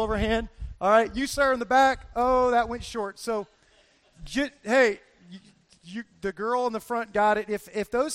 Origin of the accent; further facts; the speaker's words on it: Fort Lauderdale, Florida, United States; I'm from Fort Lauderdale, Florida